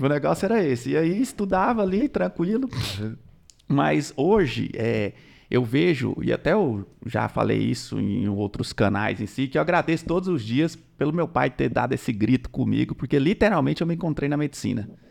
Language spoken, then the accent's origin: Portuguese; interior of Goiás, Brazil; also born or lived in Goiânia / Tocantins; Eu sou do interior de Goiás e aí a gente já tinha mudado pra Goiânia.